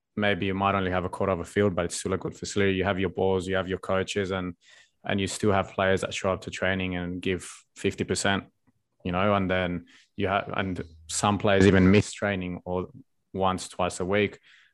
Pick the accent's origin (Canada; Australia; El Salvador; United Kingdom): Australia; none of us grew up here, but growing up in Australia can be really, really comfortable.